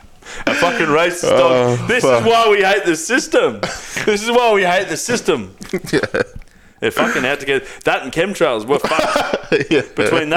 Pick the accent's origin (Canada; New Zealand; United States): New Zealand; as we say in fucking New Zealand.